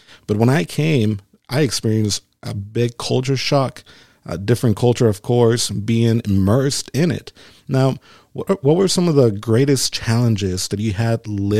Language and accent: English; Mexico; English is a second language; moved away as an adult; also born or lived in Florida, United States; now in United States; I came from Mexico and moved to the States in 2008, and I went to the school of preaching in Florida. And I always lived on the border near, United States, and I grew up with the culture and heard the language